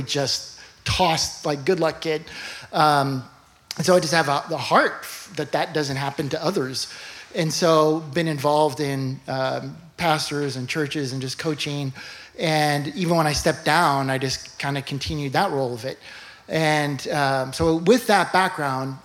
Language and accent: English; Los Angeles, California, United States; I grew up in Westwood. This is a homecoming.